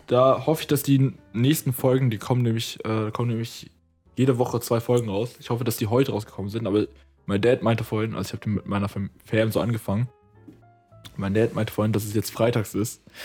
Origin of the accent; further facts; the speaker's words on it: Potsdam, Brandenburg, Germany; moved away as an adult; now in Berlin, Germany; ich bin ja geborener Berliner, ich bin zwar zum größten Teil aufgewachsen in Potsdam so und wohne jetzt wieder in Berlin